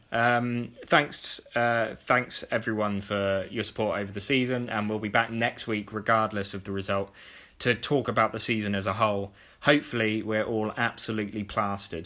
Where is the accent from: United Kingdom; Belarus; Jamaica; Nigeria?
United Kingdom; Oxford, South East England; I'm an Oxford fan because I'm from Oxford